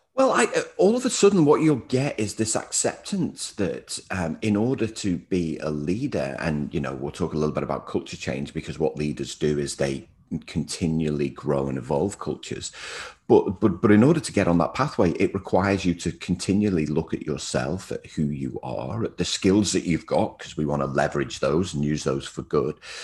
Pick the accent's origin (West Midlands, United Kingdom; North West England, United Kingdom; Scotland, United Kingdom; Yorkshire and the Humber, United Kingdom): North West England, United Kingdom; Liverpool; also born or lived in New Zealand; now in Melbourne, Australia; I'm originally from Liverpool in the U K, uh, but I spent six years in New Zealand and now live in Melbourne, Australia